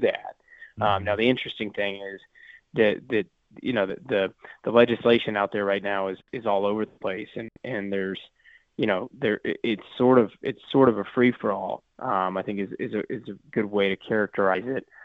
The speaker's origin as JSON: {"language": "English", "area": "small community near Manhattan", "region": "Kansas", "country": "United States", "tie": "born or raised there", "said": "being from a you know from a small community nearby Manhattan"}